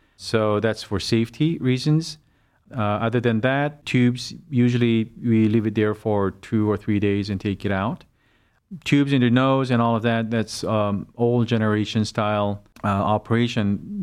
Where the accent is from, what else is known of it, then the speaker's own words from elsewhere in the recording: South Korea; moved away as an adult; now in Cleveland, United States; I had most of my education uh, back in South Korea. And I developed my career back in South Korea